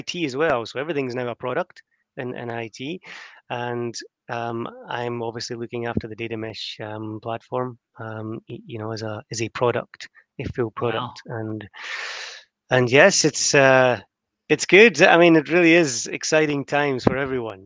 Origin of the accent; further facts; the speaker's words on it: Scotland, United Kingdom; moved away; my first job was with the Royal Bank of Scotland, back in Scotland. I'm Scottish.